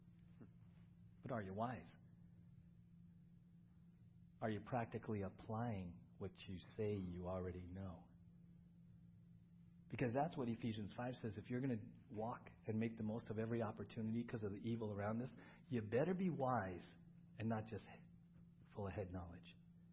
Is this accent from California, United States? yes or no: yes; San Diego, California, United States; When I was growing up in San Diego, Halloween was a big deal in our neighborhood